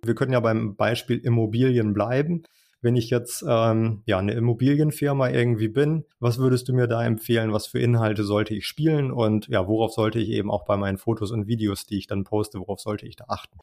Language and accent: German; Schleswig-Holstein, Germany; accent: Plattdeutsch; ich komme ja aus Schleswig-Holstein. Ich spreche Plattdeutsch